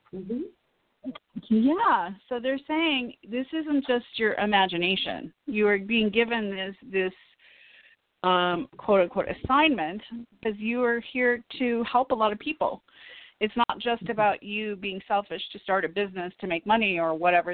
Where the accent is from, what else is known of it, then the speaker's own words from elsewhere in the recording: Illinois, United States; now in Los Angeles, United States; I'm from Illinois. My parents live in Woodstock. Illinois, little tiny town